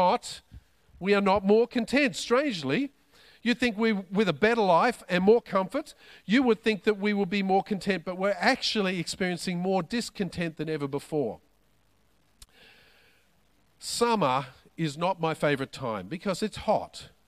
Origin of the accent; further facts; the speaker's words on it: Australia; I'm an Aussie